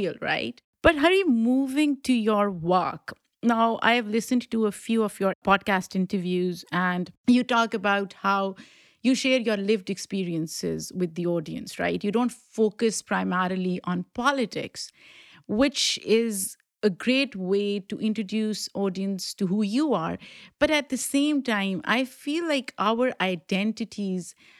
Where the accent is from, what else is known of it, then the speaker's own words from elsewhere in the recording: Pakistan; now in United States; I grew up in Pakistan